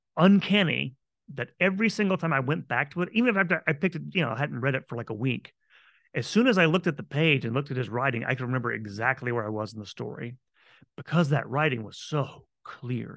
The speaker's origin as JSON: {"language": "English", "town": "Tampa", "region": "Florida", "country": "United States", "tie": "born or raised there", "said": "what is today my hometown of Tampa Bay, of Tampa, Florida"}